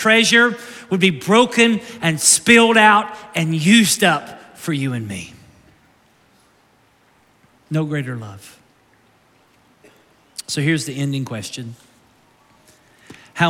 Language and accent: English; Somerset, Kentucky, United States; now in Naples, United States; I was born in Somerset, Kentucky. I lived there off and on as a child